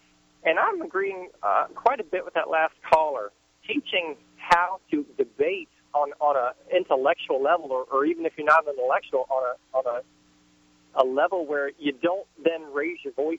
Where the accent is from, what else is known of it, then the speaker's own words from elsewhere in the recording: Central Virginia, United States; I'm just an average white Joe growing up in Central Virginia